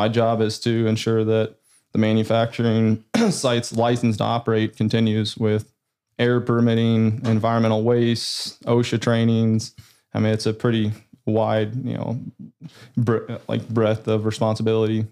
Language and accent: English; Des Moines, Iowa, United States; I grew up in Des Moines, North Side. Grew up in the Highland Park neighborhood